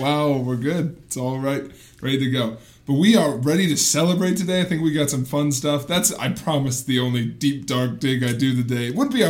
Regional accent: Wisconsin, United States

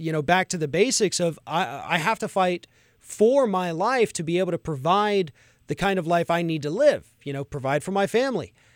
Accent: Florida, United States; my home state of Florida

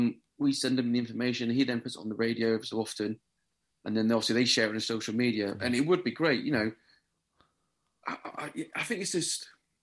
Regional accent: South West England, United Kingdom; and these couple of people went, "Are you from Australia?" Because you said Storm. I said, "No, we're from Devon."

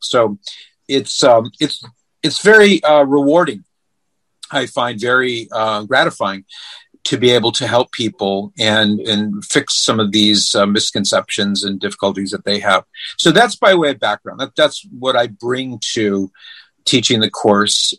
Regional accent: California, United States; moved away as an adult; now in Ohio, United States; we we're originally from California, but we moved to Ohio over 20 years ago

